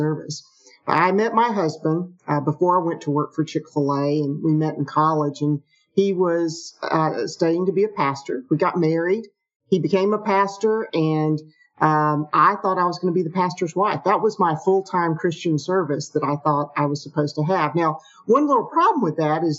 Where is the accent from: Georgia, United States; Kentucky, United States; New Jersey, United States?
Georgia, United States; Atlanta; I grew up in the Atlanta area. I'm one of those rare Atlanta natives